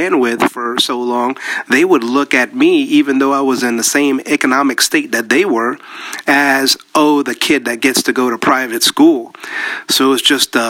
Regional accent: United States; born or raised there; English is a second language; also born or lived in Panama

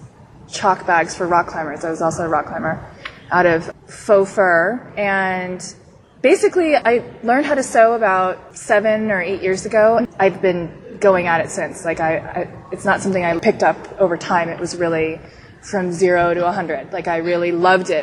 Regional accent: San Diego, California, United States; I'm 29. I grew up in San Diego with both of the Melissas.

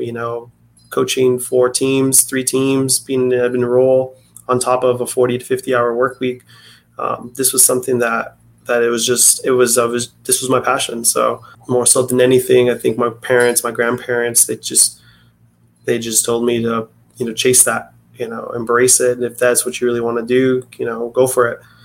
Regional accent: Tucson, Arizona, United States; I'm from Tucson, Arizona

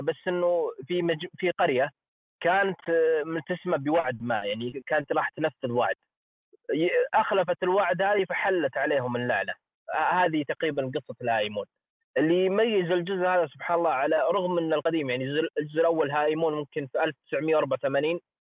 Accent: Saudi Arabia

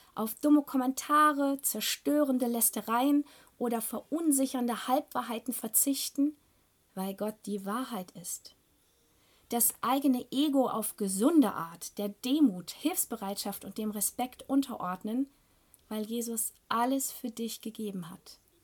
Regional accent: Germany; bei uns in Deutschland

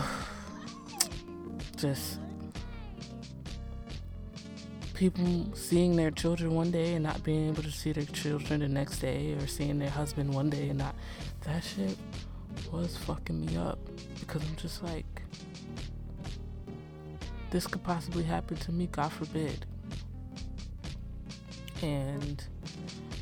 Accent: Nigeria; me being Nigerian

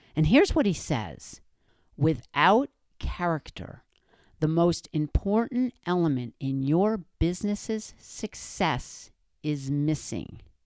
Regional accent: New Jersey, United States; I'm from Jersey, and that's the way we say it around there

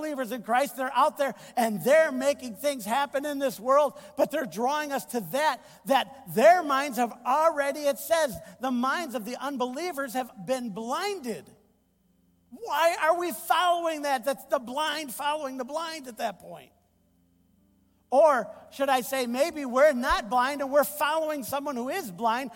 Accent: United States; I enjoy being an American

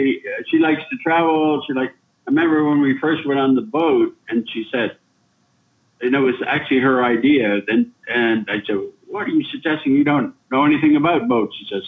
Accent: Niagara Falls, Ontario, Canada; moved away as an adult; also born or lived in Westphalia, Germany; now in Berlin, Germany; I was born in Niagara Falls, Ontario, and grew up in a village nearby.

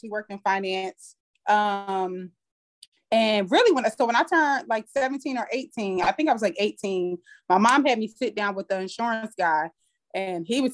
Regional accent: Trenton, New Jersey, United States; moved away as an adult; now in Atlanta, United States; I'm from New Jersey, from Trenton, New Jersey. Small town, grew up in the projects, raised by two teenage parents.

